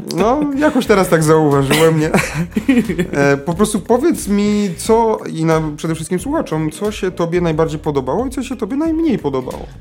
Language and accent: Polish; Lesser Poland, Poland; my z Małopolski